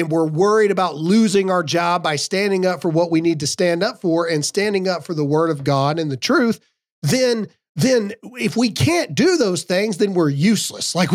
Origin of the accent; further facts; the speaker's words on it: South Dakota, United States; And I'm from South Dakota.